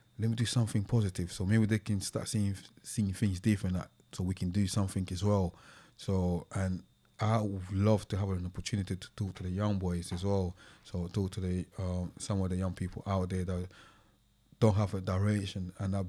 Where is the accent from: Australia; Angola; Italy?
Angola